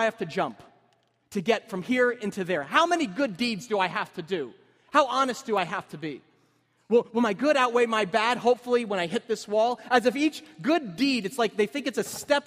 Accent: Cedar Grove, New Jersey, United States; I met up with my high school friends, Cedar Grove

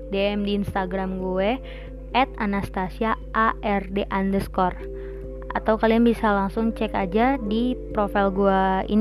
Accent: Tangerang, Banten, Indonesia; Asal gue dari Tangerang, Banten

